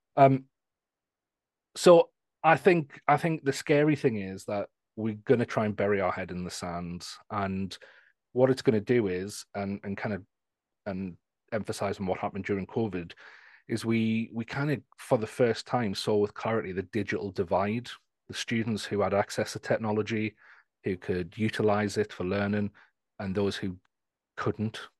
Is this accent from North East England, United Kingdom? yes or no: yes; Newcastle, North East England, United Kingdom; I'm from the, the north of England, near Scotland, um, in a place called Newcastle